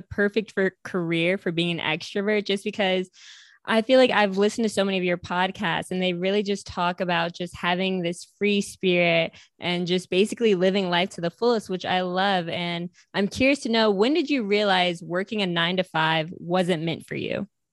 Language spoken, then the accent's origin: English; upstate New York, United States; I'm from upstate New York